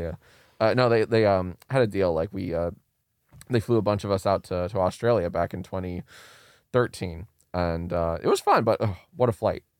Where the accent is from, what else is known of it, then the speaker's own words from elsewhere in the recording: Maryland, United States; moved away as an adult; now in Los Angeles, United States; I'm from Maryland, and I moved out here, uh, to L